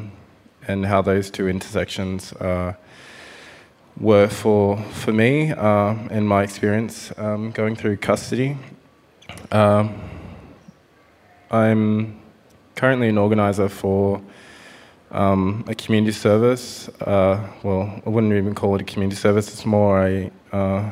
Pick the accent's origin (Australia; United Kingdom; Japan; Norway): Australia; Parramatta, New South Wales; I grew up on Dari country out at Parramatta